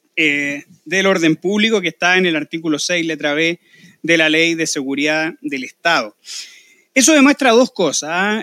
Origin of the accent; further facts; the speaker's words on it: Chile; nosotros los chilenos